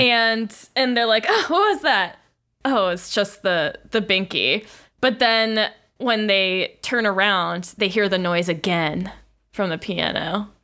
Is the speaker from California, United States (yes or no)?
no; Florida, United States; I am from Florida, in a way